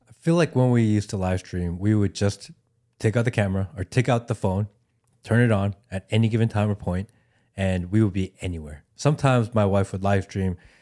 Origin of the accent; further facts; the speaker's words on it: Ohio, United States; I grew up in Ohio, or I went to high school in Ohio